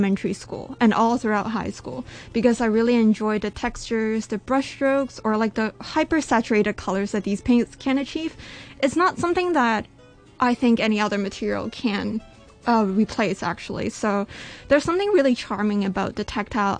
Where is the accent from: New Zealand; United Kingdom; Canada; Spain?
Canada; now in Hong Kong; I was born in Canada